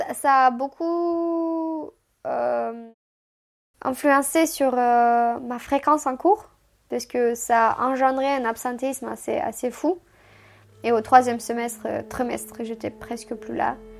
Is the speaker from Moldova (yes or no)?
yes; Chisinau, Moldova; first language Romanian; French is a second language; now in France; ma langue maternelle c'est le roumain, d'où vient tout de Moldavie